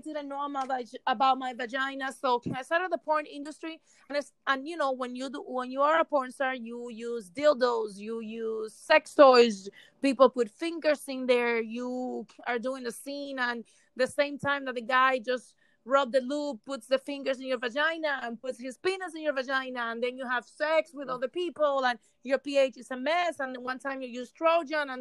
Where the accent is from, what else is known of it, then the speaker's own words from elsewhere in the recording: Cuba; now in Miami, United States; I was born in Cuba, raised in Cuba, and I've been living in Miami for over 27 years.